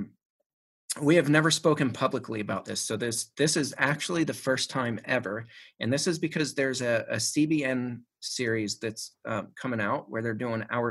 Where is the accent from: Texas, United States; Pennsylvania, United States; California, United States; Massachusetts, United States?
Pennsylvania, United States; Shanksville; Mom still lives in the house that we grew up in Shanksville